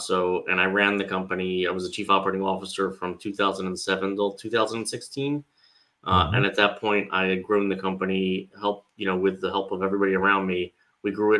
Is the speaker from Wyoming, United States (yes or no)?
no; Cherry Hill, New Jersey, United States; I am from the southern New Jersey area outside Philadelphia. So I grew up in a town called Cherry Hill